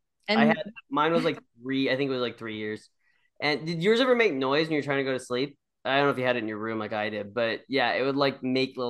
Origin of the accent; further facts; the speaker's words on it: Lynden, Washington, United States; now in Bellingham, United States; I actually did grow up right near Linden, and Linden is an interesting town. But it is a small town. And yeah, now I live in Bellingham, obviously, which is south of Linden.